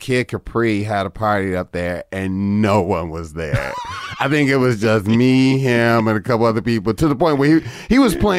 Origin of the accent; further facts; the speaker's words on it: Chicago, Illinois, United States; Man, South Side Chicago. That's where I started everything at.